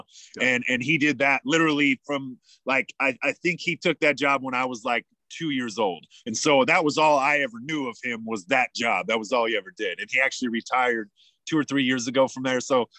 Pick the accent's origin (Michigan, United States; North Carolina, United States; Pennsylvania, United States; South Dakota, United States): South Dakota, United States; Yankton; born there; now in Tucson, United States; I'm currently in the Tucson desert, so it might be a little skippy as the internet is not perfect here, but we'll get through the whole podcast. I was actually born in Yankton, South Dakota